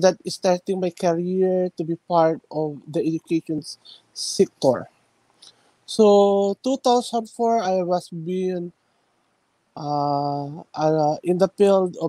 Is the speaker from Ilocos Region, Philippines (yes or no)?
yes; Ilocos Region, Philippines; also born or lived in Quezon, Philippines; I came from the northern part of the Philippines. We call the town province of Pangasinan